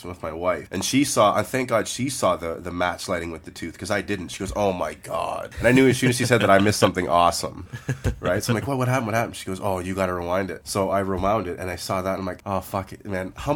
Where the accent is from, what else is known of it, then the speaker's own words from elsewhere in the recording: Canada; being Canadian